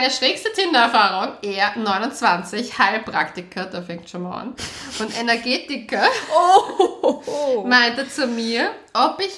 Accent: Braunau am Inn, Upper Austria, Austria; moved away; aus Braunau. Oh, meine Heimatstadt.

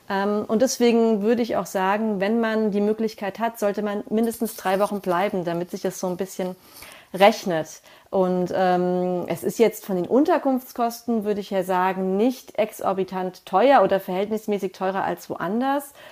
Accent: Frankfurt, Hesse, Germany; Also ich komme ja aus Frankfurt oder aus einem Vorort von Frankfurt, also

